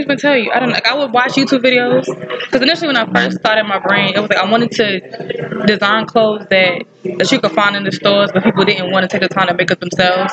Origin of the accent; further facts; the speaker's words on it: New York City, New York, United States; moved away as an adult; now in Greensboro, United States; I'm from Brooklyn